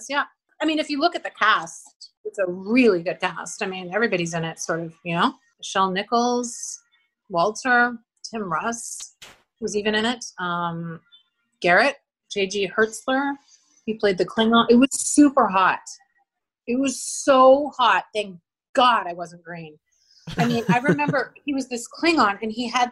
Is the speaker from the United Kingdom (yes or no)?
no; small town outside of Calgary, Alberta, Canada; also born or lived in New York City, United States; now in Los Angeles, United States; a small town outside of Calgary. But yeah, my family's now in Kelowna